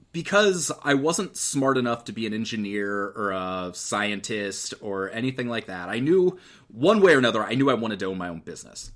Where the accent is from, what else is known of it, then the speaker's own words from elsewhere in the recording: Eugene, Oregon, United States; I grew up in Eugene, which is where the University of Oregon is.